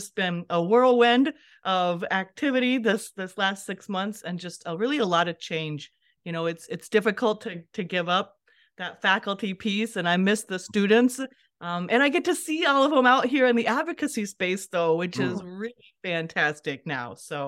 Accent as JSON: {"language": "English", "region": "Iowa", "country": "United States", "tie": "born or raised there", "said": "So I started this journey as a farm girl growing up in Western Iowa."}